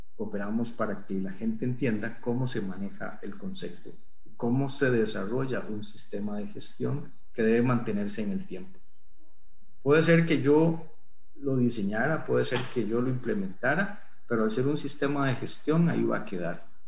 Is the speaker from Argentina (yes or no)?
no; Costa Rica; estando en Costa Rica